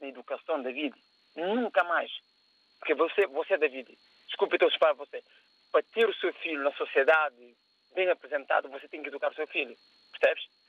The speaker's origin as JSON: {"language": "Portuguese", "country": "Cape Verde", "moved": "yes", "said": "eu sou cabo-verdiano, mas sou africano."}